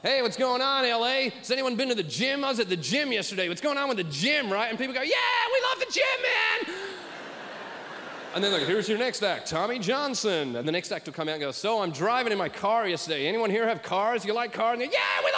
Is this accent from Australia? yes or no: yes; Australia; I'm an Australian who tells stories